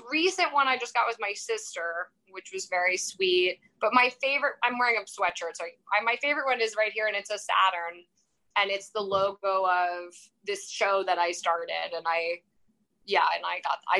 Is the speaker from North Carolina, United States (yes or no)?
no; New York, United States; I'd say the Knicks because I'm from New York, but they suck too.